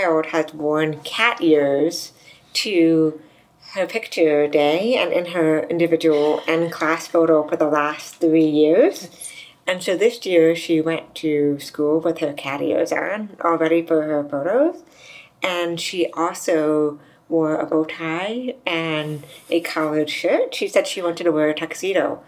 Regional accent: United States; I'm from the U.S.

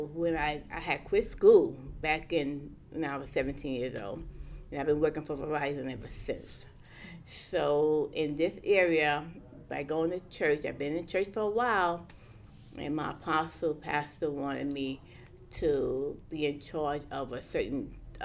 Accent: New York City, New York, United States; I grew up in Brownville

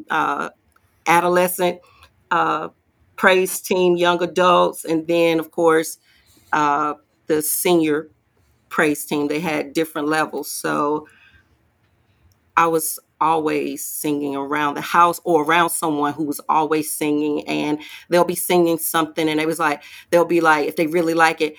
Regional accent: Durham, North Carolina, United States; born and raised in Durham, North Carolina. I'm a Bull City girl.

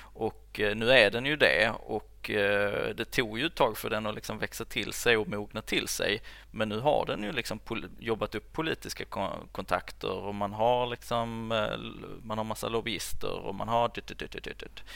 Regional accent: Höör, Skåne, Sweden; jag är ju uppväxt i Hör som ligger liksom mitt ja. i Skåne

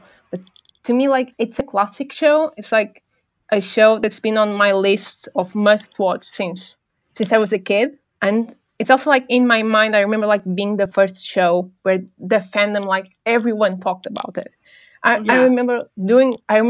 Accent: Portugal; English is a second language; I'm from Portugal. So, like, English is not my first language

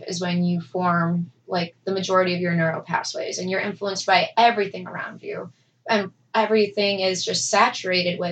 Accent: Bourbonnais, Illinois, United States; I was raised in Bourbonnais, predominantly Caucasian neighborhood circa, 20 years ago

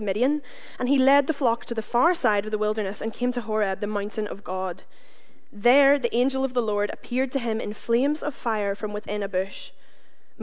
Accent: Northern Ireland, United Kingdom; moved away as an adult; also born or lived in Canada; now in Glasgow, United Kingdom; I'm from Northern Ireland. I don't destroy the English language because of choice, but because of where I'm from

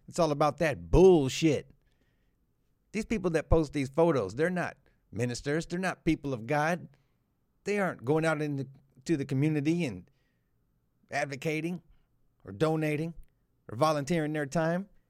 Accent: South Florida, United States; I was raised in South Florida

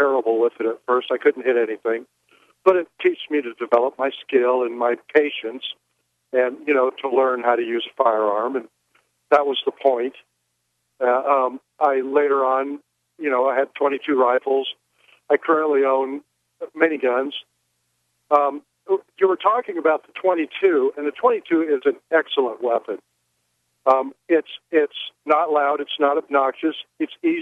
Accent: Iowa, United States; I grew up in Iowa. I grew up on a farm.

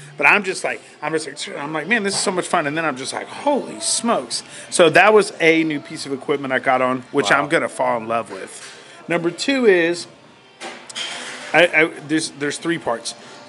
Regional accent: United States; I'm American.

